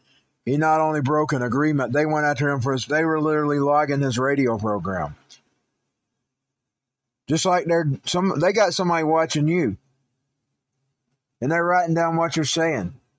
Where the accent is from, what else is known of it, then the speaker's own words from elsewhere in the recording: United States; I am an American citizen